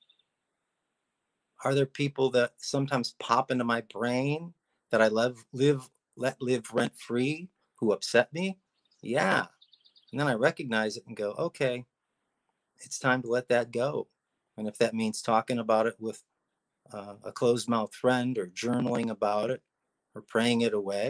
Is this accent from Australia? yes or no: no; Cleveland, Ohio, United States; growing up in Cleveland, Ohio